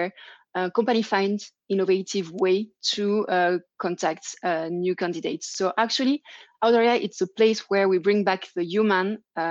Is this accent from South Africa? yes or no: no; France; accent: French; English is a second language; also born or lived in Germany / England; now in Geneva, Switzerland; my French accent